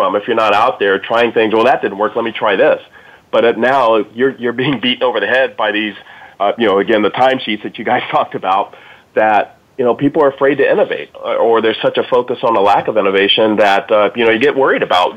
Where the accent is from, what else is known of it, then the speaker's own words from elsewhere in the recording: Dayton, Ohio, United States; I'm from Dayton, Ohio, and we had 6 GM divisions